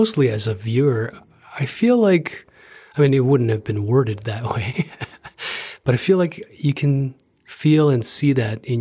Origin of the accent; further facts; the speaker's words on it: Toronto, Ontario, Canada; moved away as an adult; now in Calgary, Canada; my impression of my hometown of Toronto is a little bit skewed